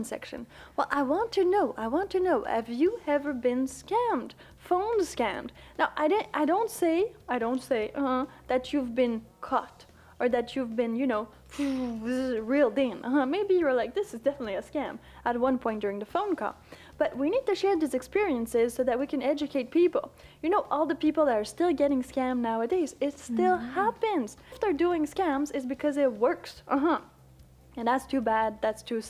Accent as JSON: {"language": "English", "region": "Quebec", "country": "Canada", "accent": "Quebecois, Canadian, French", "second_language": "English", "said": "I'm from Canada, but you know, from the French part"}